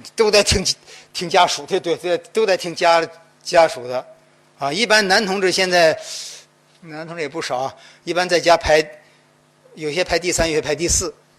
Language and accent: Chinese; Henan, China; also born or lived in Guangdong; now in Guangzhou, China; 两个礼拜回河南